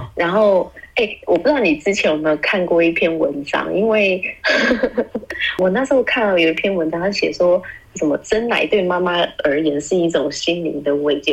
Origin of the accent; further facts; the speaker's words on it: Taiwan; 我们台湾人的口味